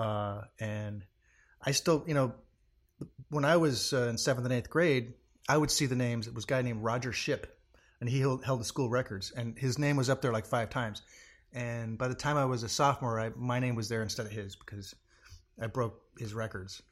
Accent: Portland, Oregon, United States; Originally, I'm from Portland, Oregon

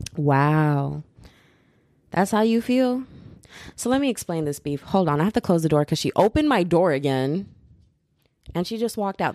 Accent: United States; also born or lived in Texas; I'm American

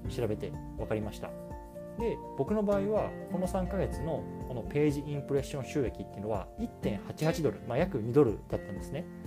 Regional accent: Japan; now in United States; 僕自身は今日本人としてアメリカに 住んでます

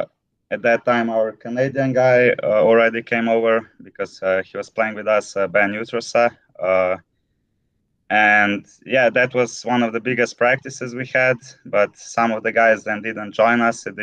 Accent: Ljubljana, Slovenia; I come from Slovenia, from the capital, Ljubljana

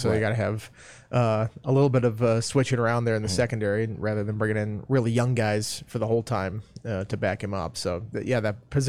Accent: Minnesota, United States; moved away; I'm from Minnesota.

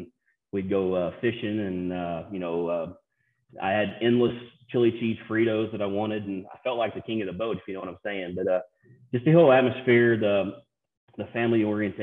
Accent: East Prairie, Missouri, United States; also born or lived in Sikeston, Missouri / Scott City, Missouri; I was born in Sikeston, Missouri, but I lived in East Prairie, Missouri the first 10 years of my life

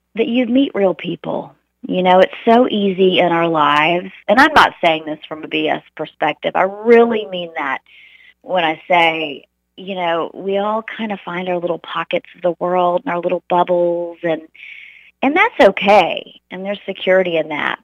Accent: Charleston, South Carolina, United States; moved away as an adult; now in Dallas, United States; I grew up in Charleston, South Carolina.

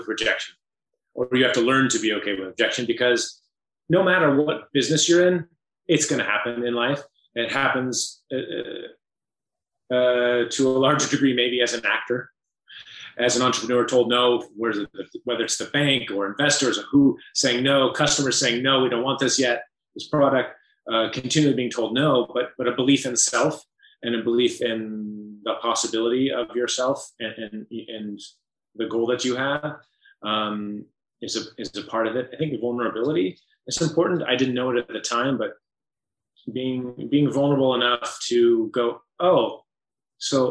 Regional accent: Iowa, United States; moved away; my upbringing in Iowa

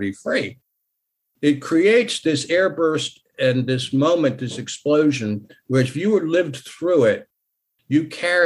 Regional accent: Virginia, United States; moved away; I'm from Virginia originally

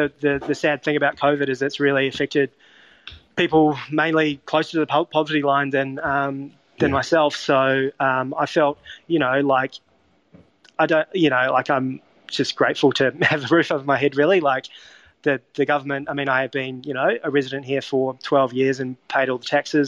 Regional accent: Wellington, New Zealand; So I grew up in Wellington and in New Zealand, and I was lucky enough to, as a child, spend a bit of time in Europe.

